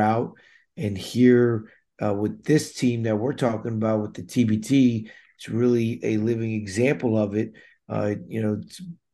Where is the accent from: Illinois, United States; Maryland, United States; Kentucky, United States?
Maryland, United States; Damascus; I grew up in Montgomery County, Maryland, Damascus, Maryland, to be exact